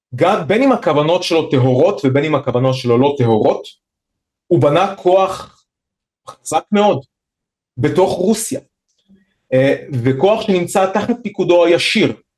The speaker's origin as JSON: {"language": "Hebrew", "country": "Israel", "said": "אצלנו בישראל"}